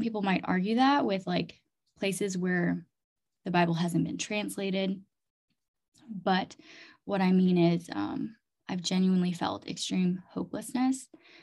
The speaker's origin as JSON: {"language": "English", "region": "Chiang Mai", "country": "Thailand", "tie": "born or raised there", "also_born_or_lived": "Fargo, North Dakota", "said": "I was born and raised in Chiang Mai, Thailand"}